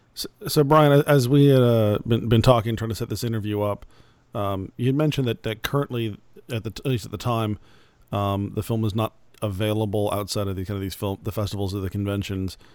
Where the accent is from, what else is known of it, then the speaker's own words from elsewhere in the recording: Phoenix, Arizona, United States; moved away; I'm originally from Phoenix